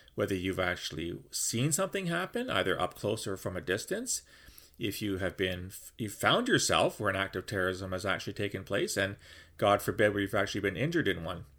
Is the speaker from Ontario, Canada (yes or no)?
yes; London, Ontario, Canada; my hometown of London, Ontario